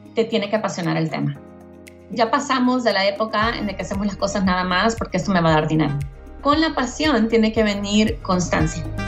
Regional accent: El Salvador; also born or lived in Houston, Texas, United States / Mexico City, Mexico; now in United States; mi mamá se regresó a El Salvador conmigo y con mi hermana menor y crecí entre El Salvador y Houston

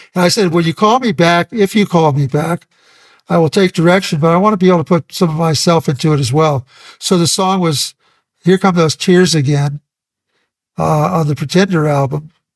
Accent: Santa Maria, California, United States; also born or lived in Ventura, California; I moved from Ventura to Santa Maria in high school

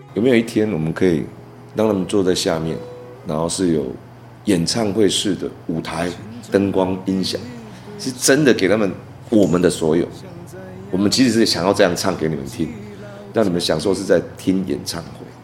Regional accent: Taiwan; 我台湾人，我台湾人。

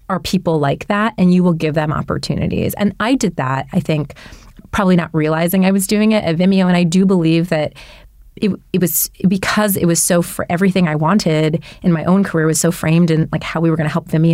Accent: Detroit, Michigan, United States; I was born in Detroit

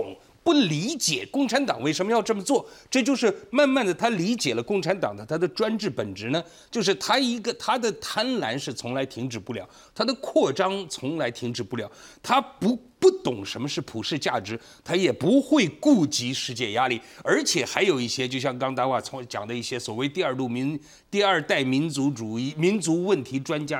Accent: Taiwan; 这个说法是国际社会听了以后就匪夷所思的一个，我们台湾人也不能理解。

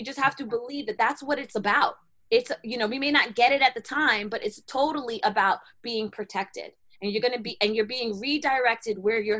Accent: New York, United States; Because, okay, so I'm living in Florida, right? And I'm coming from New York, so where I used to have a whole bunch of friends, and I totally have no friends in Florida.

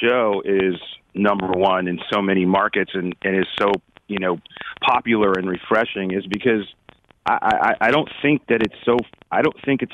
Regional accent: Anaheim, California, United States; We were very just middle class dudes that grew up in Anaheim, which is not the, you know, is not the fancy part of Orange County

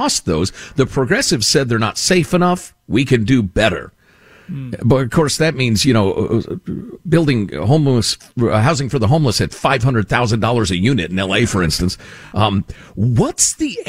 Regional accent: Chicago, Illinois, United States; since I was a kid growing up in Chicagoland

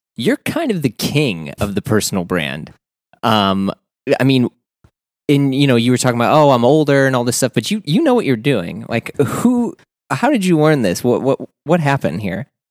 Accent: St. Louis, Missouri, United States; being from the Midwest, I'm from Saint Louis

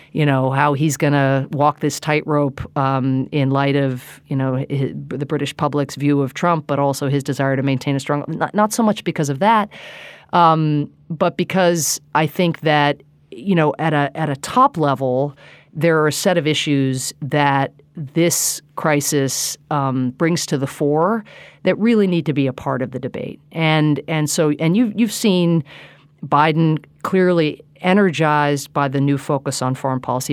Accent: United States; as an American

